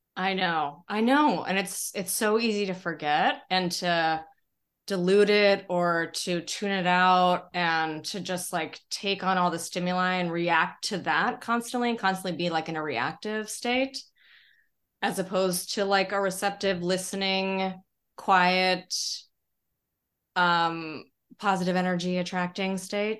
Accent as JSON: {"language": "English", "town": "Denver", "region": "Colorado", "country": "United States", "tie": "born or raised there", "also_born_or_lived": "San Francisco", "moved": "as an adult", "lives_now": "New York, United States", "said": "I grew up in Colorado"}